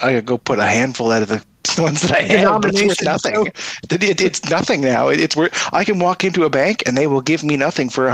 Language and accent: English; Canada